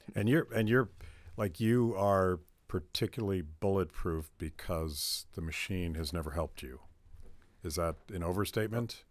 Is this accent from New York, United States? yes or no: no; Pittsburgh, Pennsylvania, United States; And I'm from Pennsylvania, and I I know how that plays, particularly in Pittsburgh, where, where I'm from.